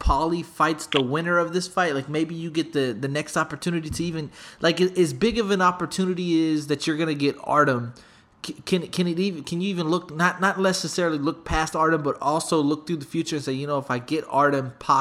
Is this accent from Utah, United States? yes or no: no; Smithville, Texas, United States; I'm from Smithville, Texas, man. We have 3,500 people in the whole town